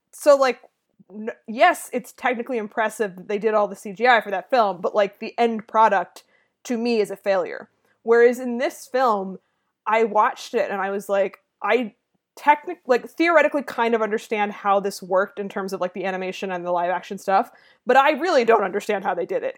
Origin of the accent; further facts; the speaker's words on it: United States; I am an American person over the age of, I don't know, twenty-seven